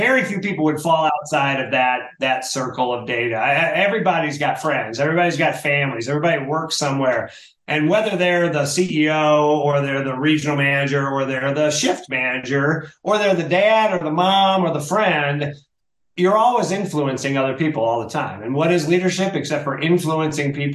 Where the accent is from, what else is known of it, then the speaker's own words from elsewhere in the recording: Michigan, United States; moved away as an adult; now in Denver, United States; I grew up in Michigan, the great state of Michigan